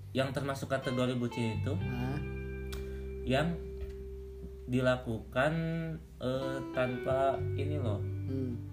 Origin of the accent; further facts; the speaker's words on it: West Java, Indonesia; Jawa Barat. Oh, Jawa Barat. Aku, juga Jawa Barat sih.